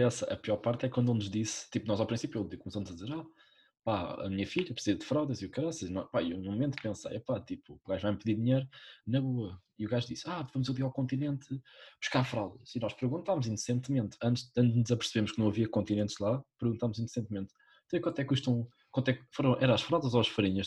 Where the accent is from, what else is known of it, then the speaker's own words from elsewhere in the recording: Mafra, Lisbon, Portugal; moved away as an adult; now in Lisbon, Portugal; eu, eu venho de Mafra